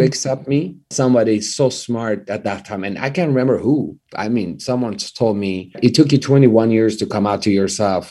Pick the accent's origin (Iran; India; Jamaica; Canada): Iran; Tehran, Tehran Province; English is a second language; moved away as an adult; now in Los Angeles, United States; I grew up in Iran